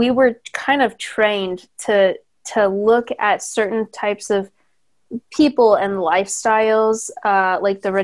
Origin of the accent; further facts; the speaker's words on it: near San Diego, Southern California, United States; now in Los Angeles, United States; I grew up in Southern California, but near San Diego